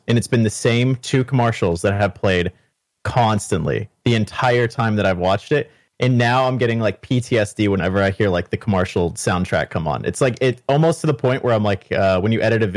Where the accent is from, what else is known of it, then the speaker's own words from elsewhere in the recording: Canada; accent: Canadian; I'm a Canadian.